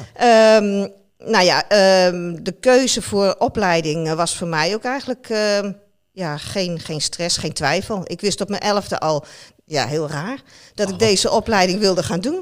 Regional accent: Netherlands; als Nederlander

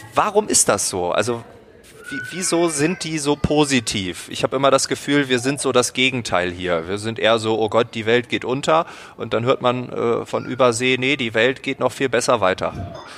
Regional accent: Germany; I'm from Germany

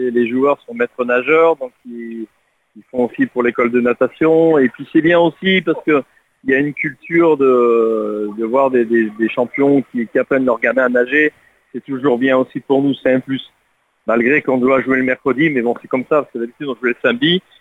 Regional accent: Lens, Hauts-de-France, France; moi je suis natif de Lens, je suis le Lensois

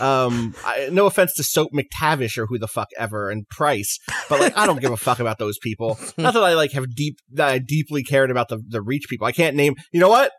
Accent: New York City, New York, United States; as a New Yorker, as an American

